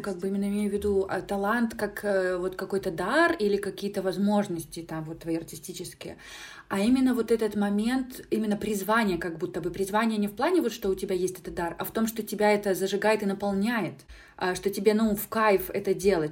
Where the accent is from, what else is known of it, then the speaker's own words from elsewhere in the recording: Minsk, Belarus; moved away as an adult; now in Lithuania; из Беларуси, там, да, из Минска